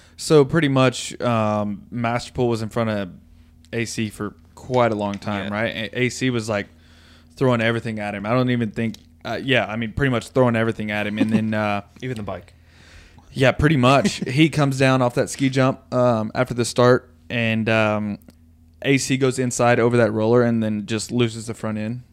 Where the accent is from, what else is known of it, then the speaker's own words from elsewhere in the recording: Tennessee, United States; this fat Tennessee kid